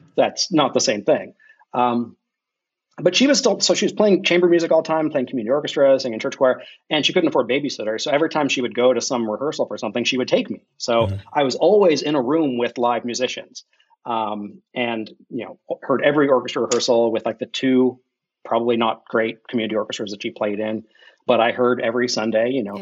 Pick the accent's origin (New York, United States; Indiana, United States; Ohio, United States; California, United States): Ohio, United States; I'm from Ohio